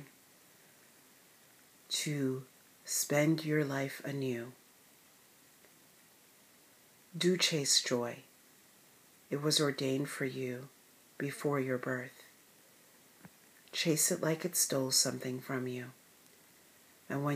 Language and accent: English; United States; for being an American